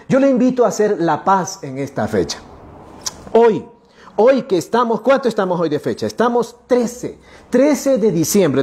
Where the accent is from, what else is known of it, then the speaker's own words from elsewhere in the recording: central Sierra, Ecuador; Somos latinos, somos sudamericanos, somos ecuatorianos, somos de este rinconcito, ¿sí? De este rinconcito hermoso. La sierra centro de nuestro país